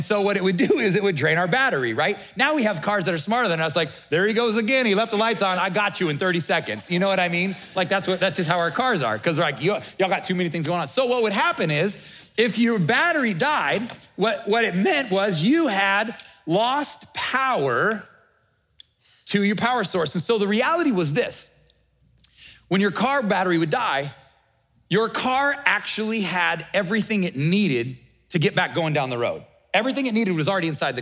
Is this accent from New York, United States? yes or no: no; Nebraska, United States; we're from the Midwest, we're from Nebraska